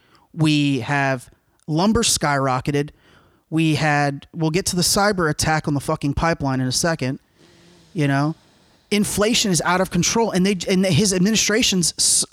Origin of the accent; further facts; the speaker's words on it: United States; I'm American.